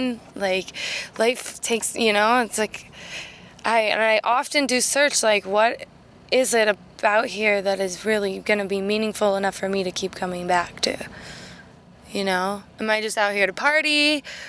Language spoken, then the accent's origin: English; West Coast, United States; now in Boston, United States; I grew up on the West Coast. I'm a West Coast girl through and through